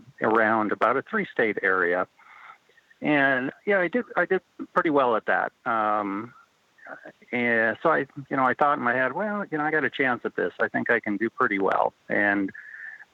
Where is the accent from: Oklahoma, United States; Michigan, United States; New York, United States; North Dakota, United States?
North Dakota, United States; I grew up in North Dakota